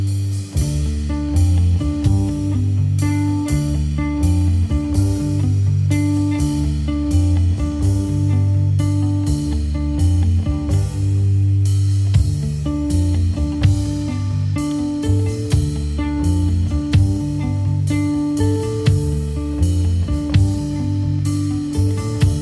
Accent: New Rochelle, New York, United States; moved away; also born or lived in Poughkeepsie; I'm from New Rochelle, New York

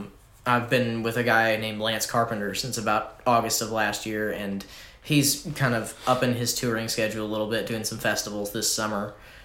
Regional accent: Columbia, Missouri, United States; I'm from Missouri.

